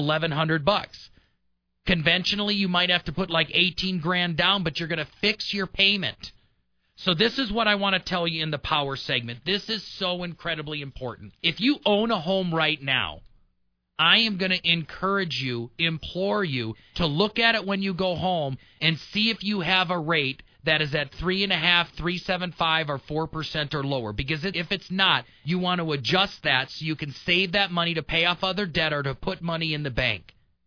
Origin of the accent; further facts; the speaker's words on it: Midwest, United States; I'm from the Midwest